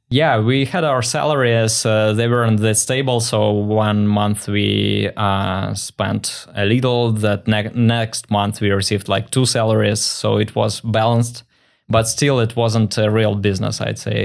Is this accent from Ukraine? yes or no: no; Russia; moved away as an adult; also born or lived in Saint Petersburg, Russia; now in Vancouver, Canada; I was born in Russia